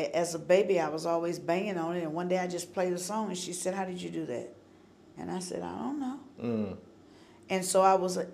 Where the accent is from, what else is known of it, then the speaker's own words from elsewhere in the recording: High Point, North Carolina, United States; moved away as an adult; now in Nashville, United States; I grew up 5 miles from Thomasville.